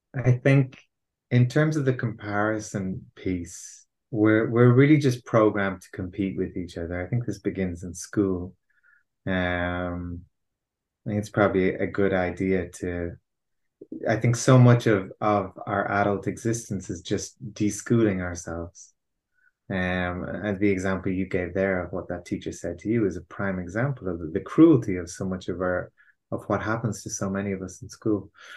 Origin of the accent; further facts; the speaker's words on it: Ireland; I'm Irish. I have been, you know, raised with the kind of Irish cultural conditioning